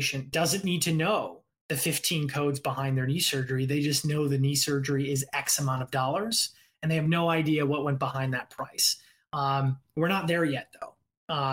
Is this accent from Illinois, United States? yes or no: no; Indiana, United States; now in Los Angeles, United States; I'm originally from Indiana